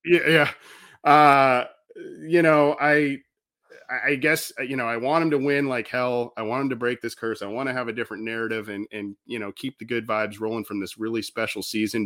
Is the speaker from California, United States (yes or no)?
yes; Southern California, United States; being a Southern California guy, never, not born and raised in Cincinnati